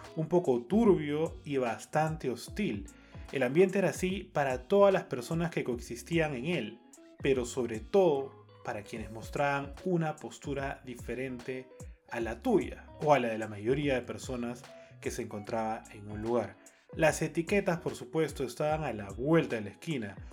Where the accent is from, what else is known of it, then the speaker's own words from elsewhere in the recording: Peru; como peruanos